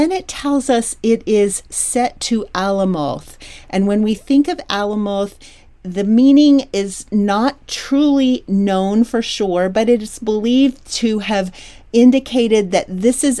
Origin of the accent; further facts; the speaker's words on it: Troy, Pennsylvania, United States; was growing up in Troy, Pennsylvania.